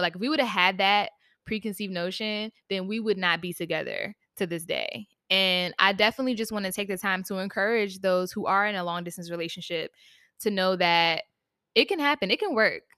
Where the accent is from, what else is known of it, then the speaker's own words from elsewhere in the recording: Virginia, United States; now in New York, United States; shout out to the seven five, that's where I'm from